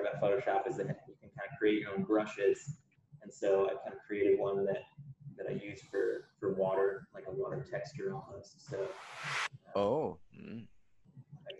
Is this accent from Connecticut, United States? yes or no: yes; Connecticut, United States; also born or lived in London, United Kingdom; now in Texas, United States; I grew up in the Northeast of the US. So I'm from Connecticut. Really, is where I grew up